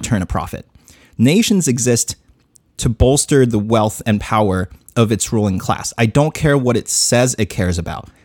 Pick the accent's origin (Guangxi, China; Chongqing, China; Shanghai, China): Chongqing, China; my hometown, Chongqing, China.